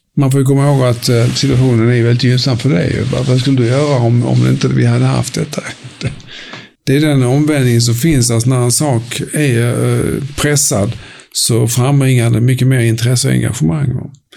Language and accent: Swedish; Höganäs, Skåne, Sweden; also born or lived in Helsingborg; jag växte upp i Höganäs, en liten industriort som du förmodligen aldrig har besökt.